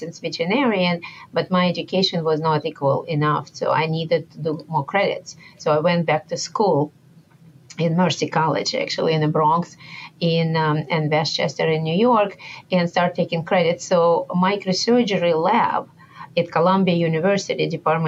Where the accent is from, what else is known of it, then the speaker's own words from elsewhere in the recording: Moscow, Russia; moved away as an adult; I came from far away and I grew up in Moscow, Russia